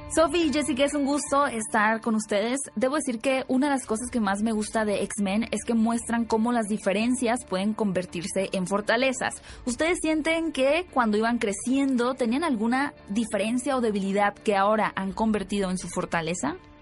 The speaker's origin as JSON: {"language": "Spanish", "region": "Sonora", "country": "Mexico", "tie": "born or raised there", "said": "Sonora, mi tierra natal"}